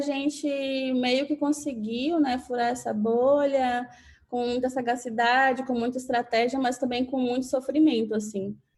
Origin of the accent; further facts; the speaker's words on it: Catu, Bahia, Brazil; also born or lived in Salvador; now in São Paulo, Brazil; eu sou do interior da Bahia, uma cidadezinha chamada Catu